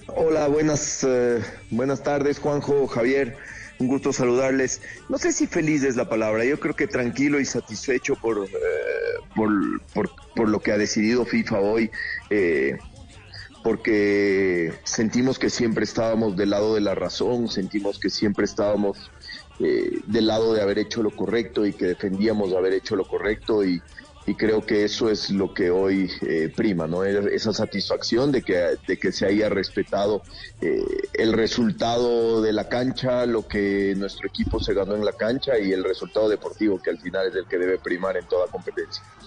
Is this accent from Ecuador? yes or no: yes; Ecuador